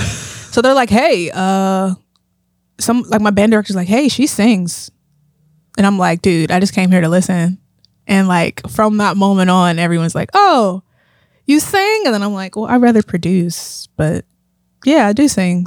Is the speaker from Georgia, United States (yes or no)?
no; Pittsburgh, Pennsylvania, United States; I grew up in Pittsburgh, yeah. Um, born and raised on the east side